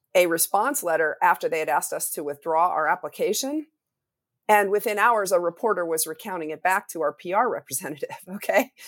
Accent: Wyoming, United States; my home state of Wyoming

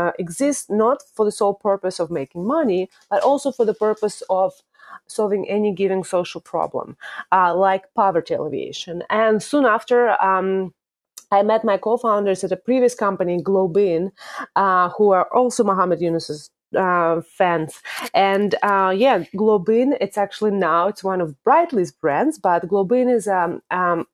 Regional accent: Moscow, Russia; accent: Russian; English is a second language; moved away as an adult; now in United States; Obviously, the accent part comes from Russia. I'm originally from Russia, from Moscow, and I came here to swim for a university

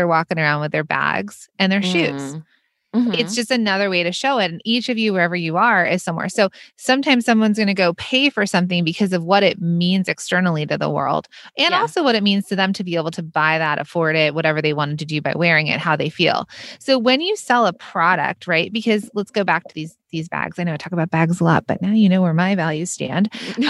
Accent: Los Angeles, California, United States; now in New York, United States; So I grew up in Los Angeles. I live in New York.

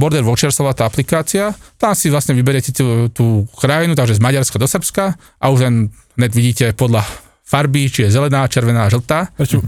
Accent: Trnava, Trnava Region, Slovakia; som z Trnavy, takže ja neviem po slovensky

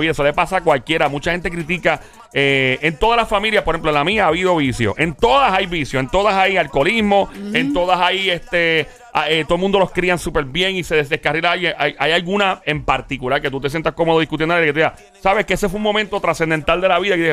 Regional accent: Arecibo, Puerto Rico; Sí, yo soy natural de Arecibo.

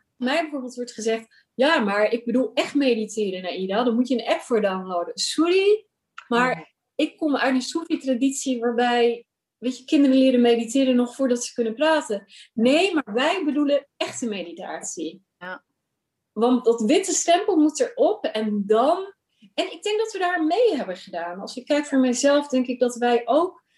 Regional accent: Rotterdam, South Holland, Netherlands; moved away as an adult; also born or lived in Pakistan; now in Amsterdam, Netherlands; ik ben opgegroeid in Rotterdam, geboren in Pakistan. En op mijn derde naar eh, Rotterdam verhuisd

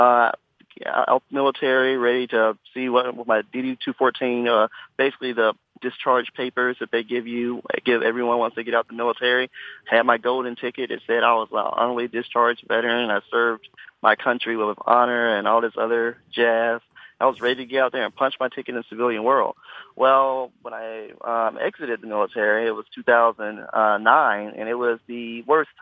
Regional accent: Memphis, Tennessee, United States; also born or lived in New York; now in Nashville, United States; my hometown, Memphis

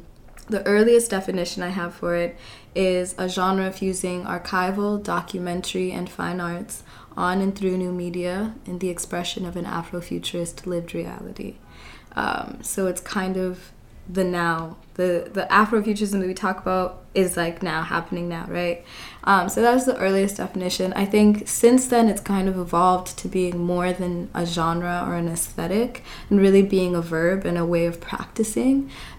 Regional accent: Kenya; Yeah, it was Afropresentism because I was in Ghana, because I'm Kenyan, because I'm Black.

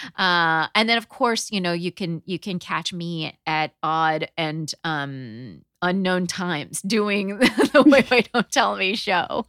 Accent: Southern California, United States; also born or lived in New Haven, Connecticut; now in New York, United States; I grew up in in Southern California, but we learned that we were born in the same hospital in New Haven.

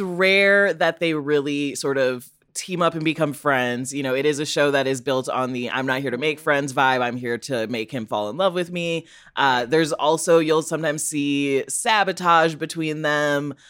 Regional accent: Chicago, Illinois, United States; I'm also from Illinois

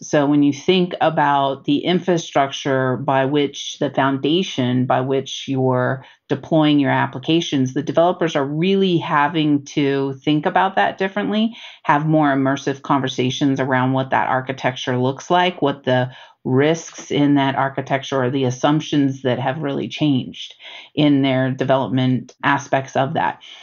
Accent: Bay Area, California, United States; moved away; I come from the Bay Area

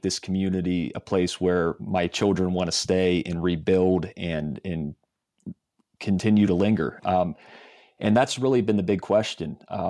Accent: Johnstown, Pennsylvania, United States; I grew up in Johnstown area of Cambria County, and then after college started in the newspaper business in Somerset County, which is an adjacent county, just south of there.

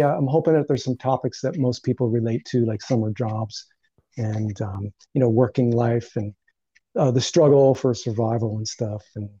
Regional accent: Northeast, United States; it's basically about the influences of growing up in the Northeast, sort of working class life in the Northeast.

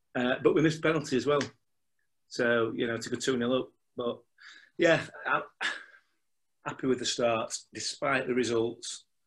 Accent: Yorkshire and the Humber, United Kingdom; I'm a Yorkshireman, I'm a pessimist by nature

